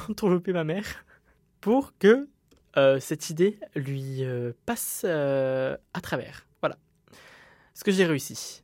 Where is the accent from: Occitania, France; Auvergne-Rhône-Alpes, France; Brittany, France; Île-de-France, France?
Occitania, France; Montpellier; also born or lived in Uzès; je suis euh, de Montpellier, donc je me retrouve à Uzès